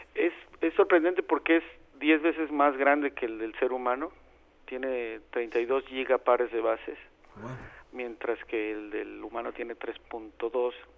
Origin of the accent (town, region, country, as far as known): Mexico